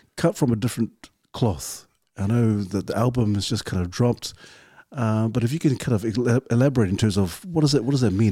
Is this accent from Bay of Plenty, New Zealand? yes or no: no; Auckland, New Zealand; growing up in the, in the hood. Obviously, uh, we're from Ouattara as well, so we're all Ouattara boys, the two seven four